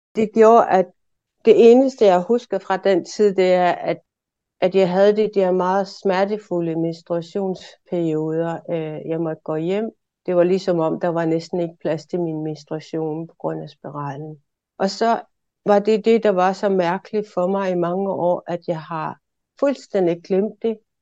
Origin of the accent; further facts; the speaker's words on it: Maniitsoq, Greenland; also born or lived in Aarhus; Jeg er født og opvokset i Manitok